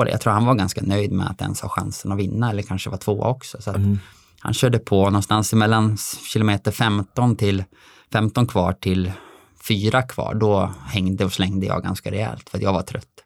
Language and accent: Swedish; Dalarna County, Sweden; also born or lived in Alingsås area; now in Alingsås, Sweden; Absolut, jag är ju från Dalarna